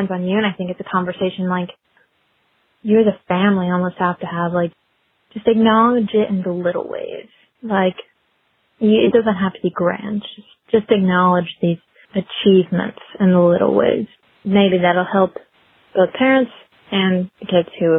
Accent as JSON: {"language": "English", "area": "Senoia", "region": "Georgia", "country": "United States", "said": "I'm from Sonoya, Georgia"}